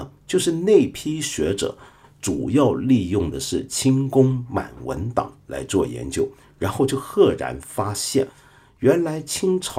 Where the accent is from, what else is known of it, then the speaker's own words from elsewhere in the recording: China; 我身为一个中国人，常常会反过来想，我猜我大概是个汉人啊